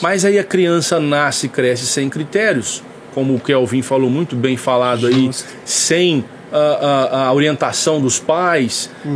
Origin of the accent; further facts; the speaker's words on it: São Joaquim da Barra, São Paulo, Brazil; also born or lived in Conselheiro Lafaiete, Minas Gerais; eu sou natural de lá, mas eu vim para São Joaquim da Barra, eu vim muito novo. Eu vim, é, não tinha nem um ano de idade ainda quando eu vim para São Joaquim ah, da Barra.